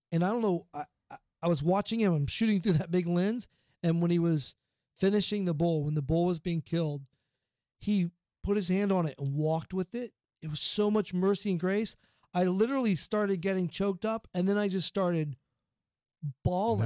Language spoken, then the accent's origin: English; Portsmouth, Ohio, United States; Portsmouth, Ohio. It's my hometown